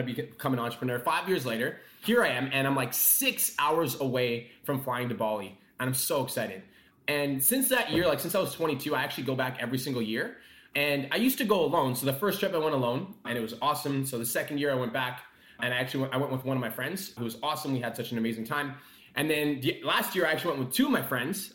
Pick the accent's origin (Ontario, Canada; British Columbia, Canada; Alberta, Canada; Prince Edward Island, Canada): Alberta, Canada; Calgary; I was born and raised in Calgary